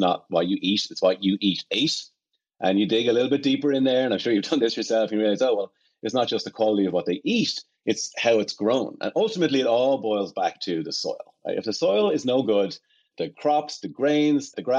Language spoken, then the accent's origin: English; Ireland; moved away; I'm from Ireland, obviously, and I spent all my summers and holidays on family farms